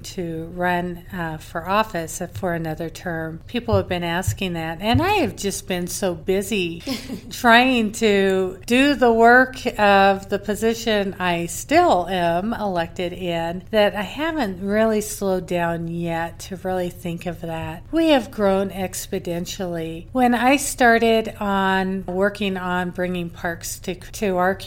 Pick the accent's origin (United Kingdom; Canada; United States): United States; Moscow, Idaho; moved away as an adult; also born or lived in Boise, Idaho; now in Meridian, United States; I was born in Boise and actually had my fourth child in the same hospital that I was born in, but I was primarily raised in Moscow, Idaho